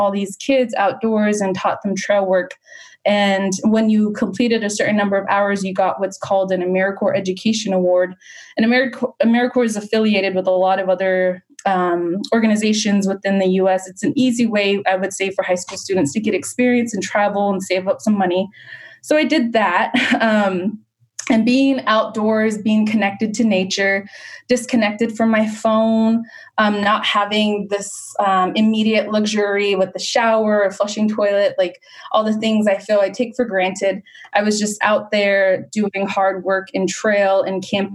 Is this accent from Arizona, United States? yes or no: yes; Cibecue, Arizona, United States; moved away; I grew up on the reservation, so in Cibicu, Arizona